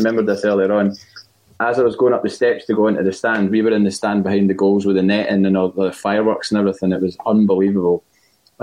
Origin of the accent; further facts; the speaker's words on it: Glasgow, Scotland, United Kingdom; I am from Glasgow